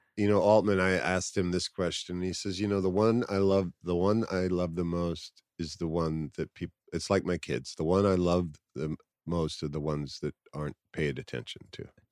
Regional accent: New York City, New York, United States; I grew up in New York City

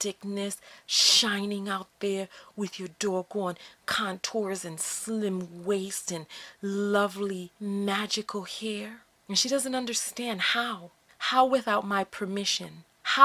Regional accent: United States; here I am born in America

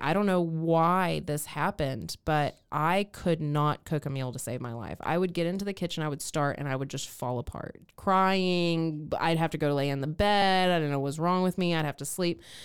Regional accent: East Texas, United States; moved away; my hometown of East Texas

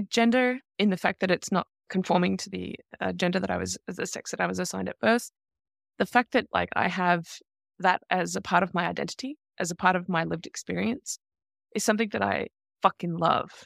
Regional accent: Australia; I grew up in Australia in the nineteen eighties and nineteen nineties

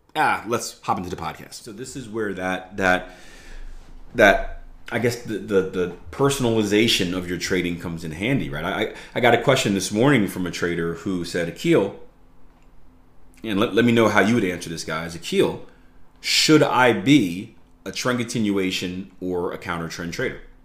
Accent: United States; I'm from America

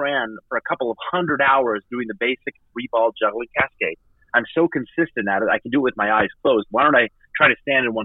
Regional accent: Idaho, United States; also born or lived in Massachusetts; I grew up in the Idaho public education system

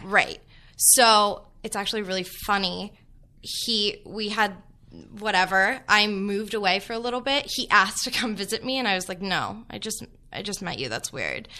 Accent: Los Angeles, California, United States; also born or lived in Kansas; being from L

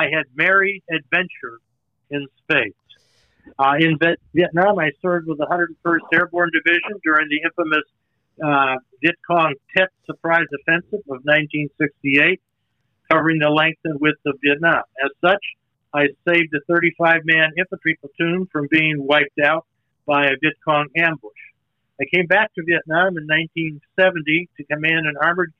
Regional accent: Winnetka, Illinois, United States; moved away as an adult; also born or lived in Chicago / Charleston, South Carolina; I grew up in Winnetka, Illinois, a North Chicago suburb village on Lake Michigan.

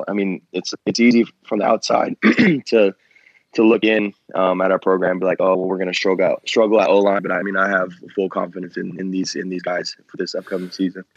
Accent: Bay Area, California, United States; moved away as an adult; I'm from the Bay Area

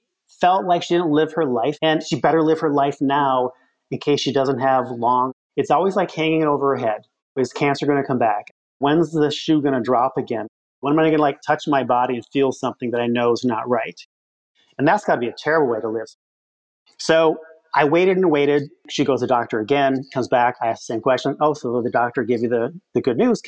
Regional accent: Midwest, United States; I'm from the Midwest

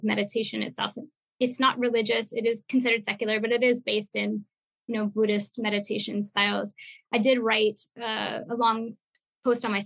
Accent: Montreal, Quebec, Canada; I come from Montreal.

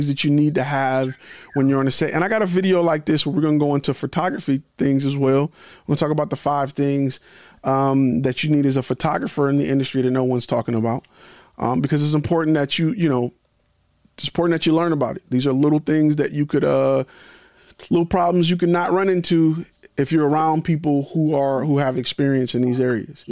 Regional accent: Detroit, Michigan, United States; I'm from Detroit

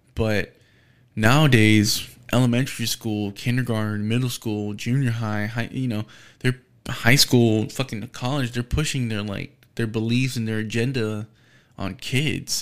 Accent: United States; being an American, being u, u, in the United States.

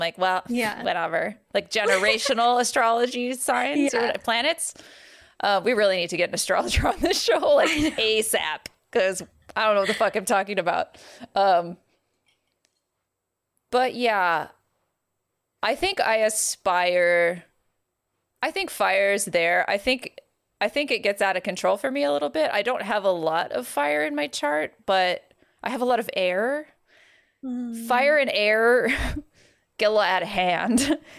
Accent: California, United States; I'm not mad scared because, like, I'm from California.

